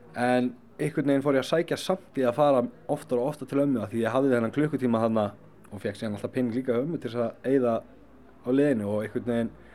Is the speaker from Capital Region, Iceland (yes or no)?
no; Akranes, Western Region, Iceland; ég ólst upp upp á Skaga